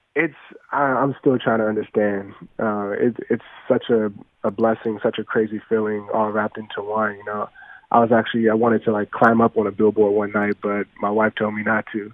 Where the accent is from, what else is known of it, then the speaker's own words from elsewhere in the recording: Los Angeles, California, United States; also born or lived in Beverly Hills; growing up in South Central, you know, you didn't know what you didn't have until you saw people that had it.